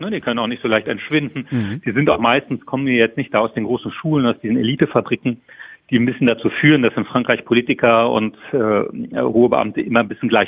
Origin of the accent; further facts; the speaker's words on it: Saarland, Germany; sagen wir im Sauerland oder wo ich herkomme, im Saarland, groß auf Berlin zu warten